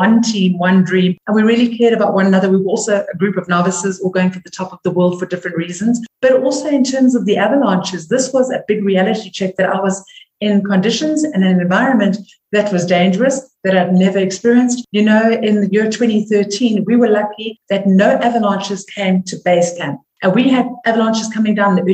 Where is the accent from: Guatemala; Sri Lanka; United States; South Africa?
South Africa; as a South African